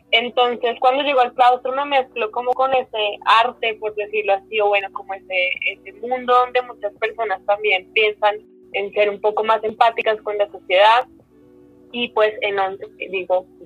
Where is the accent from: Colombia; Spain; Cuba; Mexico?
Colombia; Bogotá; Yo soy de Bogotá, 100% de Bogotá. Em, tengo papás, un papá que nace aquí en Bogotá, pero tiene, em, tuvo papás de Nariño, mi mamá es costeña, pero vive desde hace mucho tiempo acá.